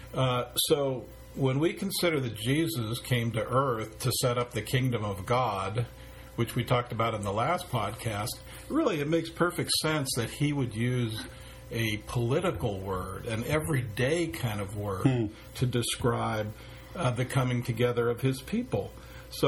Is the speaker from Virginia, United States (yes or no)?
no; San Francisco, California, United States; born or raised there